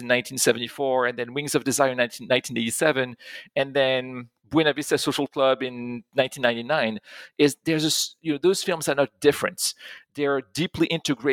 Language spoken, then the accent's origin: English; Pont-à-Mousson, Grand Est, France; I grew up in France. I grew up in a small town not too far from Germany. It's in Pont-à-Mousson in Lorraine